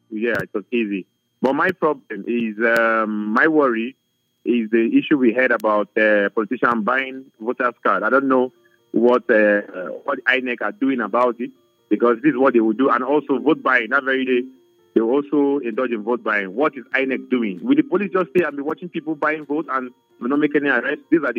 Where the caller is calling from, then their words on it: Abuja, Federal Capital Territory, Nigeria; I'm calling from Abuja.